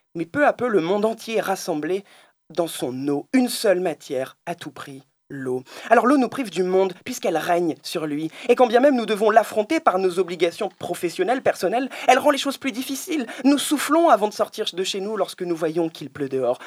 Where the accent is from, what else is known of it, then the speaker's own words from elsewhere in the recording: France; je suis français